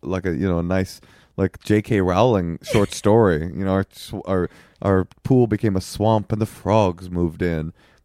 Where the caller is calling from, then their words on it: Dayton, Ohio, United States; Hope all's well. We're calling in from Dayton.